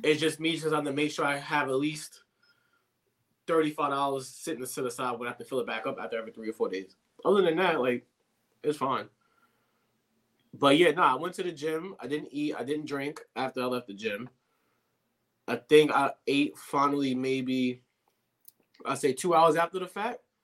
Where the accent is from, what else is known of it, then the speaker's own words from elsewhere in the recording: New York, United States; I'm a New Yorker